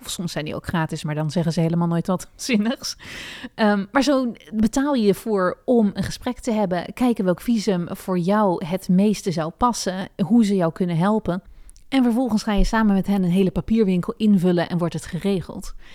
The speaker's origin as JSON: {"language": "Dutch", "country": "Netherlands", "also_born_or_lived": "Amsterdam", "moved": "as an adult", "lives_now": "New York, United States", "said": "Ik ben ook als Nederlander al vrij direct."}